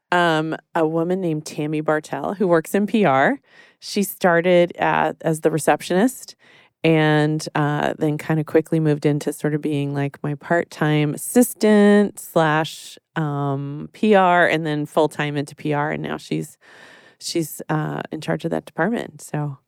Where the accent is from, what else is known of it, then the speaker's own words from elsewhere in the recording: Texas, United States; I grew up in Texas